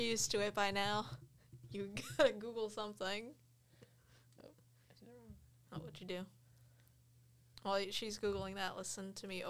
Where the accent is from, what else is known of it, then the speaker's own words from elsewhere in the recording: Iowa, United States; I'm from Iowa